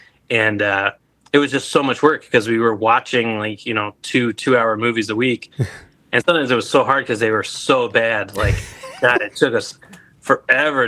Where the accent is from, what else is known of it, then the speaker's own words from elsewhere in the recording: Anaheim, California, United States; moved away as an adult; also born or lived in Illinois; now in Chicago, United States; I'm actually from Anaheim, California originally